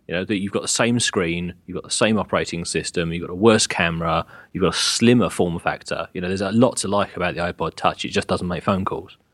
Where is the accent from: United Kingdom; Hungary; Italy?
United Kingdom; England; I am English